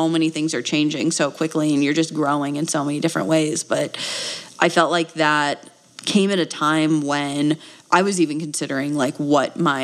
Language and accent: English; Wisconsin, United States; now in Flagstaff, United States; I am from Wisconsin originally